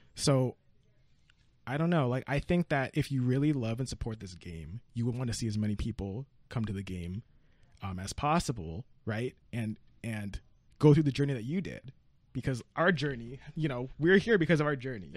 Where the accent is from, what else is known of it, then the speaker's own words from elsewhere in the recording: California, United States; I'm from California